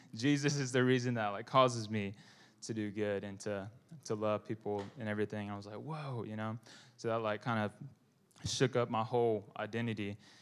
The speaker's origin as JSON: {"language": "English", "area": "Bible Belt", "region": "the South", "country": "United States", "said": "I'm Vietnamese American"}